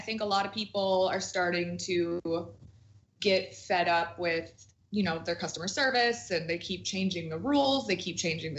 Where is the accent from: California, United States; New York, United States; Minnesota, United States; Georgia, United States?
Minnesota, United States; Minneapolis; I might like get hotel rooms back home because I'm from Minneapolis. I travel out to LA for work.